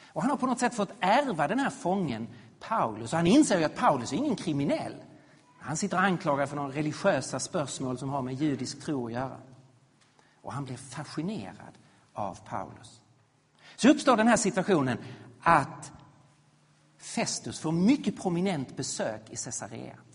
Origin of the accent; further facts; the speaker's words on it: Sweden; vi som svenskar